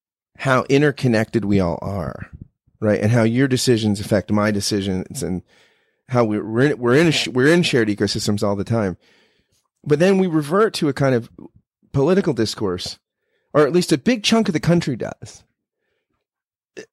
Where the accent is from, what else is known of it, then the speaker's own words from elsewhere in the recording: United States; as an American